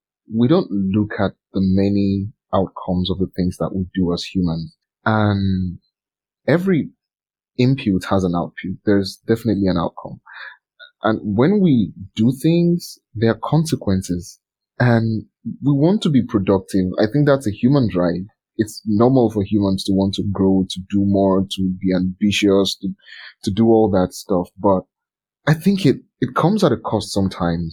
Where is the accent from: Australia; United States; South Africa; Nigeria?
Nigeria; Lagos; I'm from Nigeria